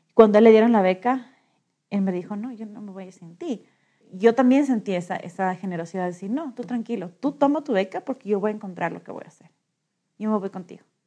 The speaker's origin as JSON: {"language": "Spanish", "town": "Quito", "region": "Pichincha", "country": "Ecuador", "said": "tengo 37 años y soy de Quito."}